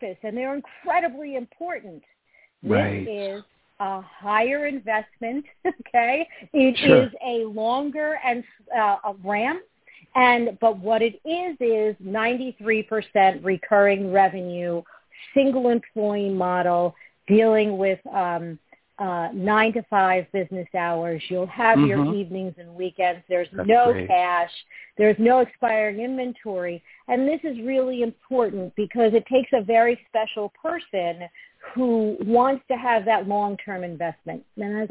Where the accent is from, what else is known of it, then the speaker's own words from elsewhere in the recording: New York, United States; accent: New York; now in Fairfield, United States; I'm a New Yorker